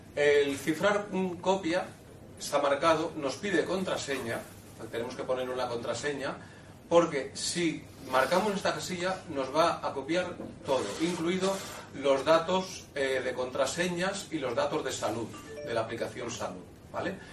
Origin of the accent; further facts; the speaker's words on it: Seville, Andalusia, Spain; soy de Sevilla